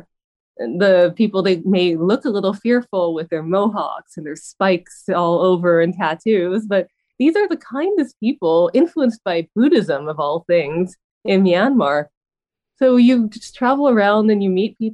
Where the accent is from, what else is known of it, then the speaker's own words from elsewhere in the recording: Vancouver, British Columbia, Canada; that's my hometown, and that's where I am during the pandemic.